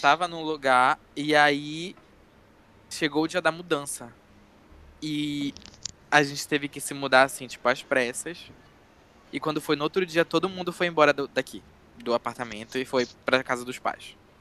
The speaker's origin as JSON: {"language": "Portuguese", "town": "Castanhal", "region": "Pará", "country": "Brazil", "moved": "as an adult", "lives_now": "Belém, Brazil", "said": "eu sou de Castanhal, que é uma cidade que fica a 70 quilômetros mais ou menos de Belém"}